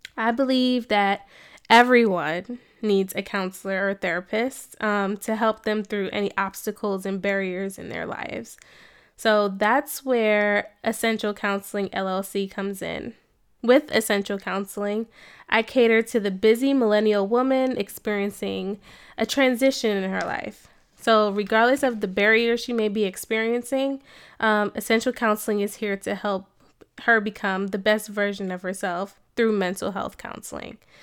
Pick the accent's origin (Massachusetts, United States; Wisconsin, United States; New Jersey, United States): New Jersey, United States; moved away as an adult; also born or lived in Cincinnati, Ohio / Atlanta, Georgia; now in Columbus, United States; I am originally from New Jersey, you know, born and raised Jersey girl.